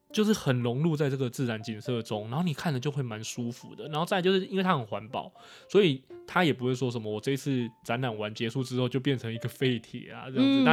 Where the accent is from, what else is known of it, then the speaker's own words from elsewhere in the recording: Taipei, Taiwan; also born or lived in Chiayi; 我是在台北长大，但其实老家在嘉义，所以每年其实过年的时候都要跟着爸妈一起回嘉义，